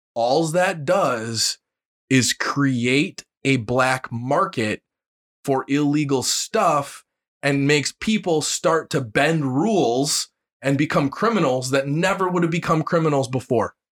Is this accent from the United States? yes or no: yes; United States; being an American